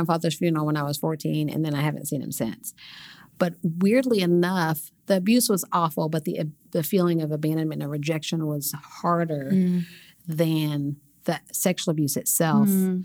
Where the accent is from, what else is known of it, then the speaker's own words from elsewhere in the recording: Oklahoma City, Oklahoma, United States; I grew up right here in Oklahoma City